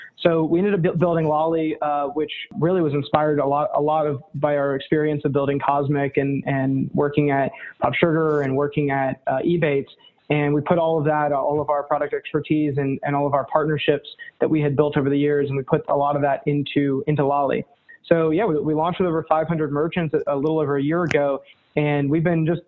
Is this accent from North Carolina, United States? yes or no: yes; North Carolina, United States; now in New York, United States; Born and raised in North Carolina, live in New York now